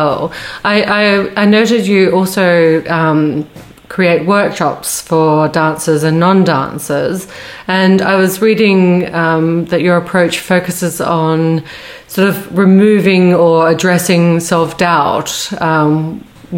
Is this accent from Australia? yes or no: yes; Australia; now in United Kingdom; being an Aussie who seems to never know where I am in this country